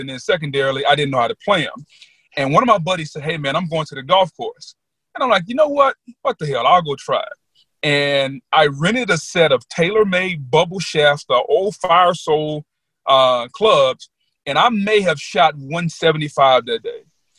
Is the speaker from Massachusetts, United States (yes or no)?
no; Louisiana, United States; as a young African-American guy growing up in Louisiana